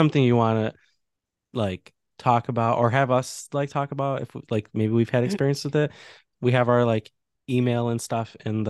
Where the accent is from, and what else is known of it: Chicago, Illinois, United States; born or raised there; moved away as an adult